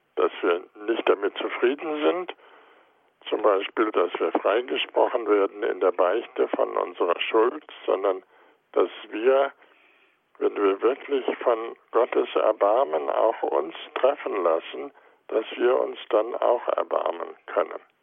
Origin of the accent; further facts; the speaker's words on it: Goslar, Lower Saxony, Germany; now in Heidelberg, Germany; in meiner Heimatstadt Goslar